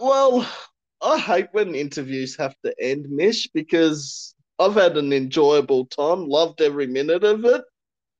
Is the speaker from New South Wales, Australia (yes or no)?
no; Kingaroy, Queensland, Australia; now in Victoria, Australia; I'm originally from Queensland. I was born in Kingaroy in Queensland. Yeah, but pretty much call me a Vic boy now because I've been here 34 years